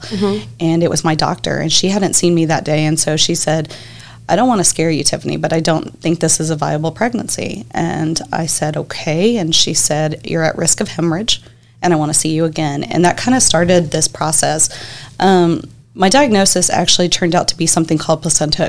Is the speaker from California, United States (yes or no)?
no; Corpus Christi, Texas, United States; I'm originally here. I was raised here in Corpus